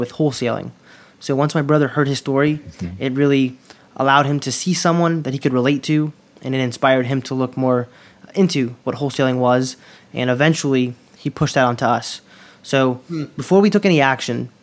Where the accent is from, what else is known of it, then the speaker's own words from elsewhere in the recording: Durham, North Carolina, United States; also born or lived in Queens, New York; I grew up here in Durham, North Carolina, originally born in Queens, New York